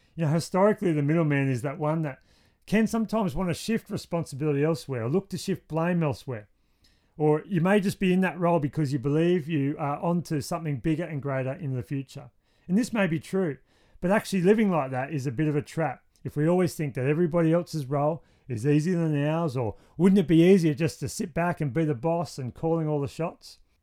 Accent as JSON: {"language": "English", "town": "Wollongong", "region": "New South Wales", "country": "Australia", "tie": "born or raised there", "said": "my hometown of Wollongong's pretty great. That's where we live"}